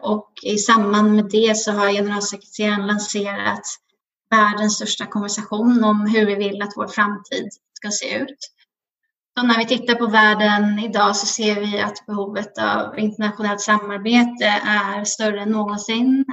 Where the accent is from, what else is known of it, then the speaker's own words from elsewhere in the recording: Nacka, Stockholm County, Sweden; moved away as an adult; now in New York, United States; Jag är uppvuxen här eh, i Nacka utanför Stockholm